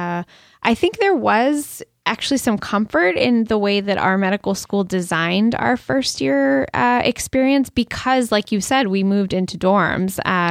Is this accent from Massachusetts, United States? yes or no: yes; Brookline, Massachusetts, United States; I grew up in Brookline, Massachusetts, which is a kind of a suburban urban town outside Boston, but really accessible to the city. And I basically walked everywhere growing up.